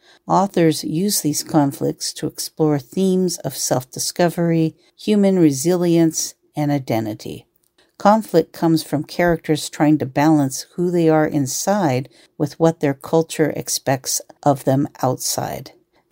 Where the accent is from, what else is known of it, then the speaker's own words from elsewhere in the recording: Washington, United States; it reminds me of where I grew up outside of Seattle, Washington. Rain was a part of life in my childhood.